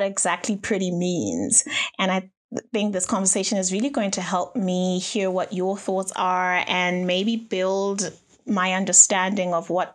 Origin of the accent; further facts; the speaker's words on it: Botswana; I am from Botswana